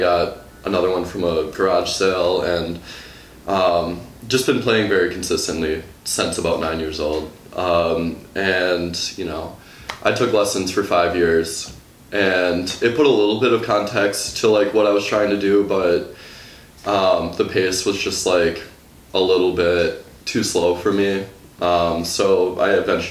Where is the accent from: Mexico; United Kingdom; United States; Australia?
United States; West Bend, Wisconsin; moved away as an adult; now in Milwaukee, United States; I grew up just outside of West Bend